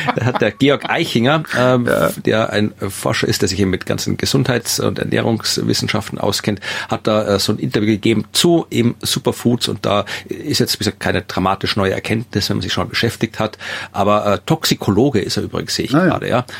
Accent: Austria; mir als Österreicher

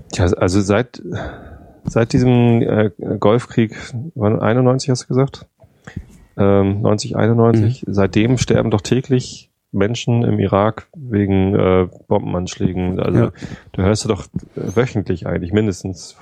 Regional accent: Germany; ich bin Wessi

